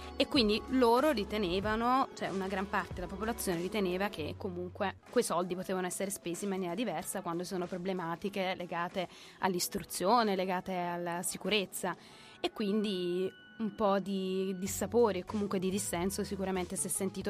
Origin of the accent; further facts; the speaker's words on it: Naples, Campania, Italy; now in Milan, Italy; io sono proprio terrona d'occa